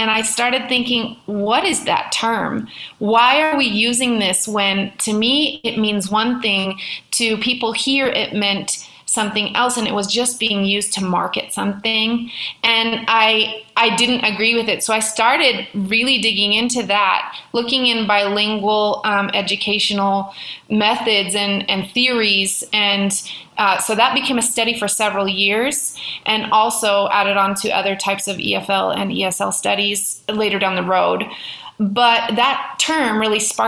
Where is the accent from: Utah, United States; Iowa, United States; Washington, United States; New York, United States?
Washington, United States; now in Mexico; I'm from Washington State